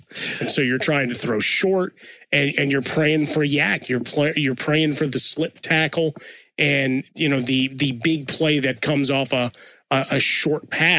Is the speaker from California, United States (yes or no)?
no; Chicago, Illinois, United States; Growing up in Chicago, playing football